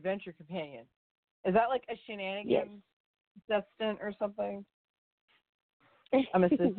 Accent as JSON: {"language": "English", "region": "Ontario", "country": "Canada", "said": "I'm from Ontario."}